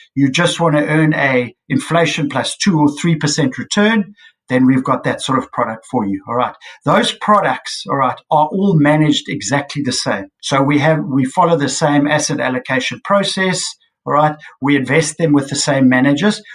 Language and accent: English; South Africa; as a South African investor